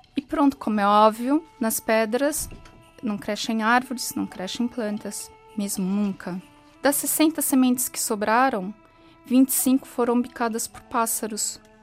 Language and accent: Portuguese; São Paulo, Brazil; moved away as an adult; now in Portugal; Eu nasci e cresci em São Paulo, no Brasil.